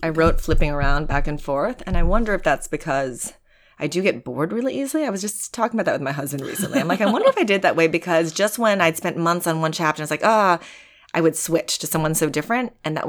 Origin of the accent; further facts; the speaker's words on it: Wisconsin, United States; now in New York, United States; some of the women I also knew growing up in Wisconsin